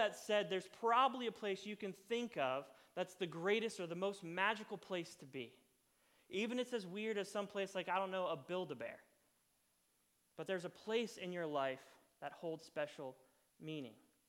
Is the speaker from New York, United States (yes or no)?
no; Florida, United States; moved away; I was born in Florida and lived in Florida for a long time